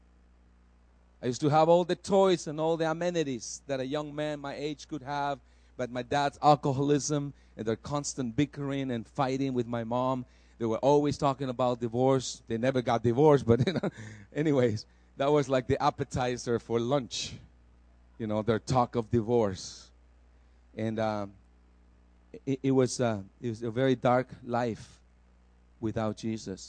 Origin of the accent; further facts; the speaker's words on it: El Salvador; moved away; I was a traditional Catholic in a Catholic school in El Salvador